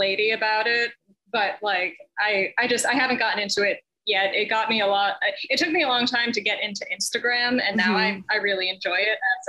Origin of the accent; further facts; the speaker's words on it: Massachusetts, United States; moved away as an adult; now in Connecticut, United States; I grew up in Massachusetts, born and bred there. I'm currently living in Connecticut.